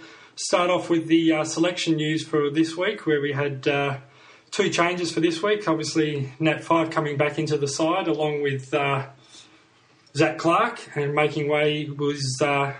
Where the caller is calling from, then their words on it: Perth, Western Australia, Australia; I'm calling from Perth